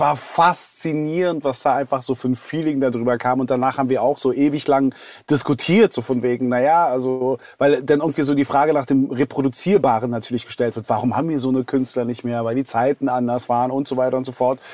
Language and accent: German; Berlin, Germany; als gebürtiger Westberliner